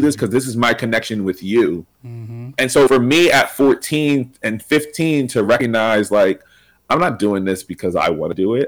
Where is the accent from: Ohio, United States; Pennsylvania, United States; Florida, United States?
Pennsylvania, United States; Reading; moved away; also born or lived in Philadelphia; I'm originally from Reading, PA